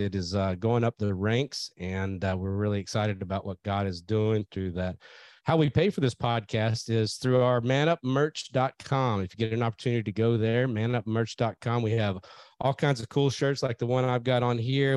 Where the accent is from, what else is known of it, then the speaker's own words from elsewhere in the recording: St. Louis, Missouri, United States; the great state of Missouri, St. Louis, Missouri, and they stopped in uh, in my hometown here